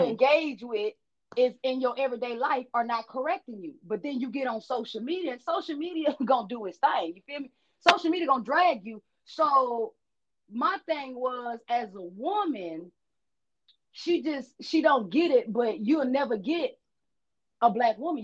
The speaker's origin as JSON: {"language": "English", "town": "Shreveport", "region": "Louisiana", "country": "United States", "tie": "born or raised there", "said": "I was raised in Shreveport, Louisiana"}